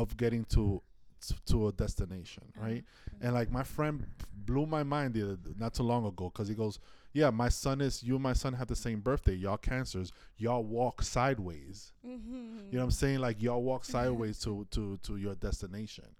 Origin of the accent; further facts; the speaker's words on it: New York City, New York, United States; also born or lived in Inwood; I was born and raised in Washington Heights